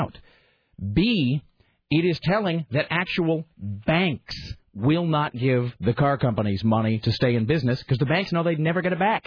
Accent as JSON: {"language": "English", "town": "Kennewick", "region": "Washington", "country": "United States", "tie": "born or raised there", "moved": "yes", "said": "I grew up in a town called Kennewick, Washington, which is a stone's throw from the Hanford nuclear facility"}